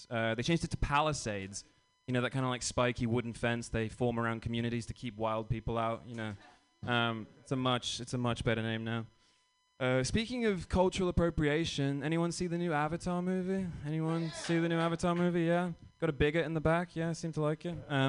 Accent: England, United Kingdom; now in United States; But no, I'm from England. You know, it's fun being British in America.

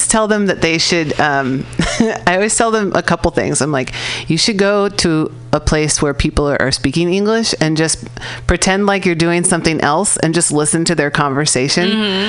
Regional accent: California, United States; I'm from California, so like when we think about other states, we're like, they're over there.

